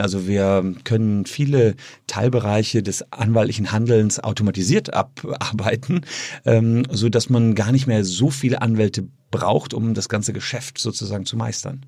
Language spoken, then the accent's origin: German; Gevelsberg, North Rhine-Westphalia, Germany; also born or lived in Cologne; in Gefelsberg, meine Heimatstadt